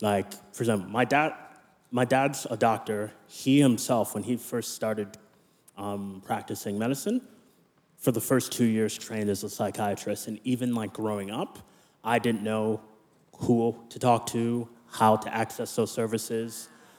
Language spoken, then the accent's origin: English; Nigeria; born there; I was born in Nigeria, but I'm a US citizen, Canadian permanent resident, Australian citizen.